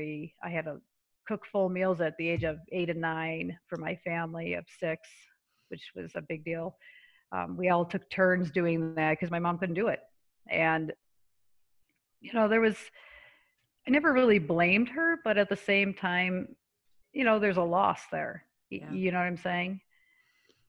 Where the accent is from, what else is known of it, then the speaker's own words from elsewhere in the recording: Syracuse, New York, United States; moved away; I grew up in Syracuse, New York